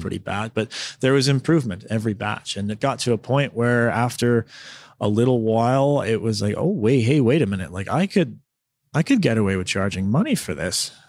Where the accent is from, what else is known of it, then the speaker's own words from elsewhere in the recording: Southern Ontario, Canada; moved away as an adult; also born or lived in Victoria, British Columbia; now in Smithers, Canada; I'm from Southern Ontario, but I moved to Victoria in two thousand seven to go to school.